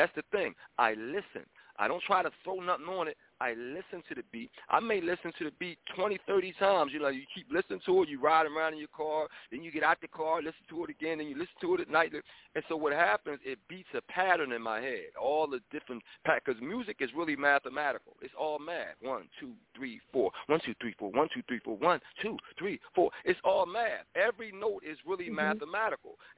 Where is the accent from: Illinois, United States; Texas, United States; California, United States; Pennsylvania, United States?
Pennsylvania, United States; Philadelphia; I grew up in Philadelphia, in West Philadelphia, going to kung fu movies